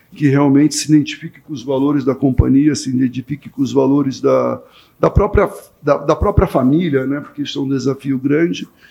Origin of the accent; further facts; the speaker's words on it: São Paulo, Brazil; como bom paulistano que sou